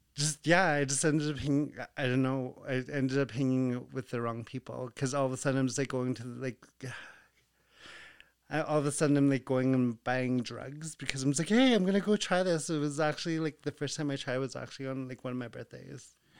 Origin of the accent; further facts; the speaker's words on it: Behchokǫ̀, Northwest Territories, Canada; growing up in Bechuco